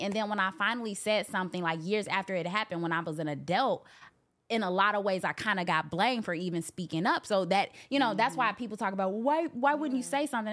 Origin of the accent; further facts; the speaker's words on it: Chicago, Illinois, United States; I'm from Chicago